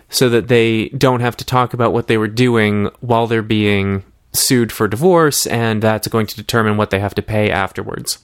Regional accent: Massachusetts, United States; I grew up in Massachusetts

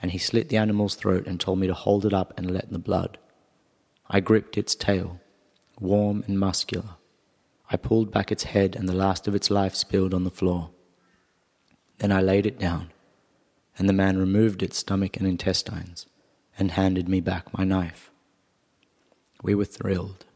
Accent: Perth, Western Australia, Australia; also born or lived in South Africa / Sydney; now in Arnhem Land, Australia; though I grew up in Perth and more recently I lived in Sydney

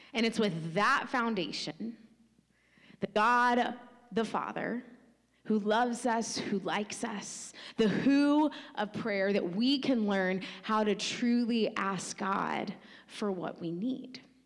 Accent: United States; us just specifically as American Western Christians

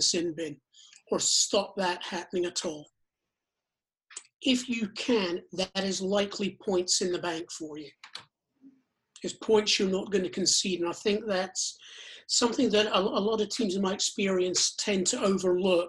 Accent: United Kingdom; moved away as an adult; now in Virginia, United States; I'm not from around here. I grew up in Britain

